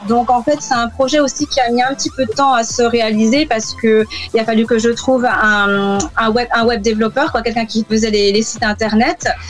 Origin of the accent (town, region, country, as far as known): France; accent: French; moved away as an adult; now in London, United Kingdom